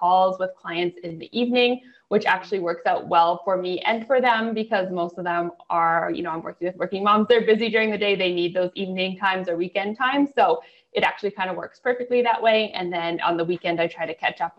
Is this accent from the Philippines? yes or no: no; Canada; also born or lived in near Toronto, Ontario; I am a Canadian up in, I live near Toronto in Ontario